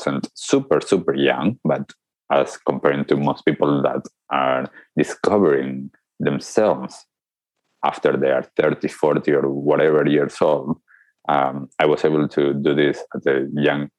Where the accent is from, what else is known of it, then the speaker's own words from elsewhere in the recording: Argentina; growing up in Argentina, just like any other kid